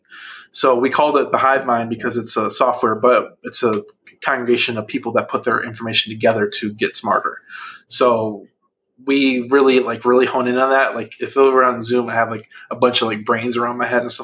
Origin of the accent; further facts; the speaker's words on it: outside Chicago, Illinois, United States; moved away as an adult; also born or lived in Atlanta; I grew up outside Chicago